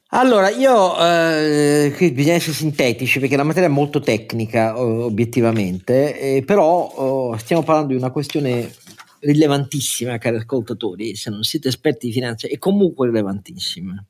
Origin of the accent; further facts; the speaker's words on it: Italy; Io amo il mio paese